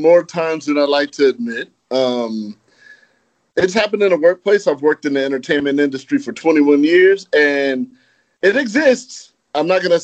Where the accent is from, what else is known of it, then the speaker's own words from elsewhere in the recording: Los Angeles, California, United States; I'm from Los Angeles. I grew up in California